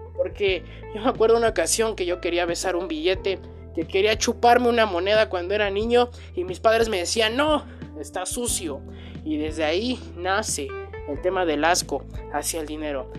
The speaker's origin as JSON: {"language": "Spanish", "country": "Mexico", "said": "en mi país, que es México"}